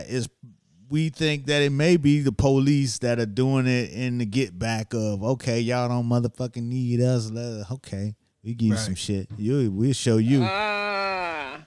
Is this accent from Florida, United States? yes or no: yes; Miami, Florida, United States; moved away as an adult; now in New York City, United States; I came to New York. I'm from Miami